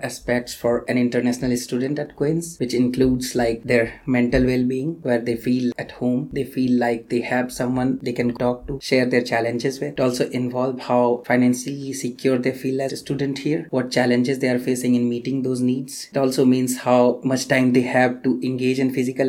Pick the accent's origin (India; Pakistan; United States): India; moved away as an adult; now in Kingston, Canada; I am from India